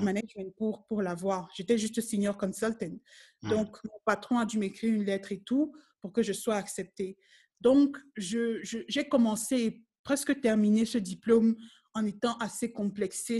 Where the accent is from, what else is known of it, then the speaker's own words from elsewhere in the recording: Cameroon; moved away as an adult; now in South Africa; c'est le pays où je suis née, c'est là où j'ai grandi